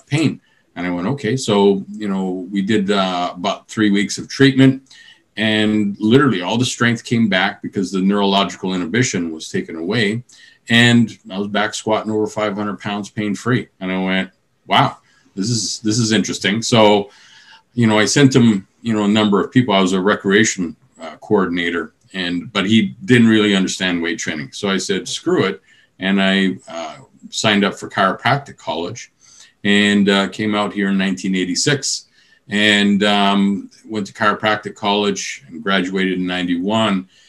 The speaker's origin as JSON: {"language": "English", "region": "British Columbia", "country": "Canada", "moved": "yes", "said": "I'm originally from British Columbia"}